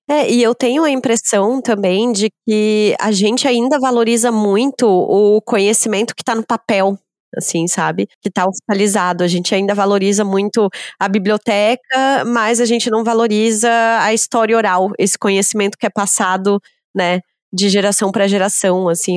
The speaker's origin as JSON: {"language": "Portuguese", "country": "Brazil", "said": "enquanto brasileiro, aprende na escola"}